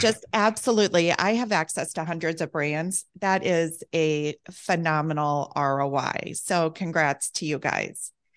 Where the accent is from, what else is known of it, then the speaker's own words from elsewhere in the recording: Midwest, United States; I'm from the Midwest also